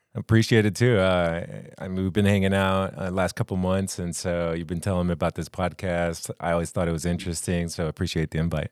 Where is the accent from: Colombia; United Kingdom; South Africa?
Colombia; moved away as an adult; also born or lived in Los Angeles, California / Florida; I lived my whole life in Colombia, in South America